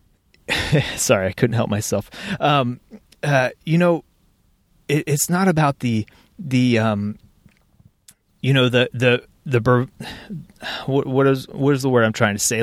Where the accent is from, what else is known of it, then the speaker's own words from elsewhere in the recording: Cincinnati, Ohio, United States; the greater Cincinnati region, which is, is where I live, my hometown, proud to call it home